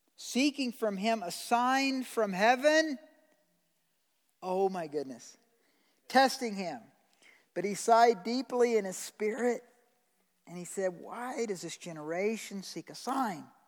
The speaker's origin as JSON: {"language": "English", "country": "United States", "said": "I'm an American citizen"}